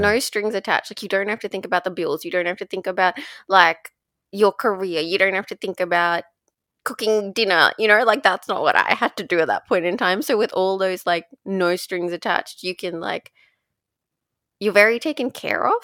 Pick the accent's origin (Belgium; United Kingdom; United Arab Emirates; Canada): United Arab Emirates; Dubai; growing up in Dubai